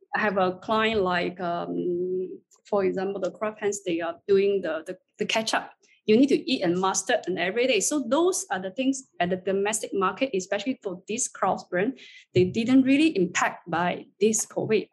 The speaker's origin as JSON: {"language": "English", "country": "China", "tie": "born or raised there", "moved": "as an adult", "lives_now": "Singapore", "said": "I would say I'm a China Chinese. I was born and raised in China, but I just stayed in Singapore for the past 16 years."}